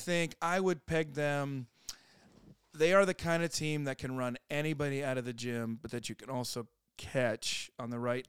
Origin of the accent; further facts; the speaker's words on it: South Dakota, United States; now in Birmingham, United States; growing up in South Dakota in the 1990s.